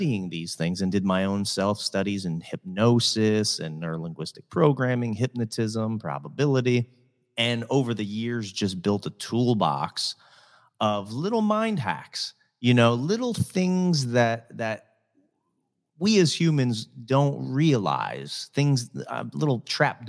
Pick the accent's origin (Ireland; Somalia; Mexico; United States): United States; Reading, Pennsylvania; also born or lived in Hollywood, California; now in Southwest Florida, United States; I grew up in Reading, Pennsylvania, which is an hour outside of Philly